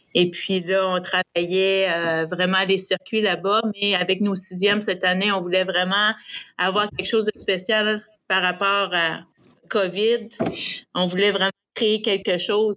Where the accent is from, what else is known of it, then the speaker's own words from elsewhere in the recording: Saint-Romuald, Quebec, Canada; moved away as an adult; now in Sherbrooke, Canada; moi, je suis une native de Québec, sur la rive sud de Saint-Romuald, un petit village.